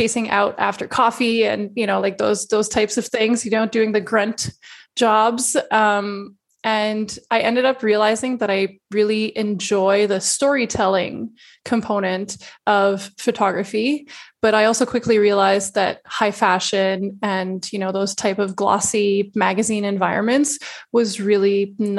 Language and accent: English; Montreal, Quebec, Canada; also born or lived in Singapore; originally I'm from Montreal